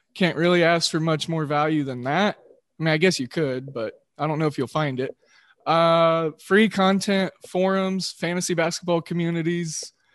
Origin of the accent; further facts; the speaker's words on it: Oklahoma, United States; accent: Midwestern drawl; am from Oklahoma, so I got that Midwestern drawl.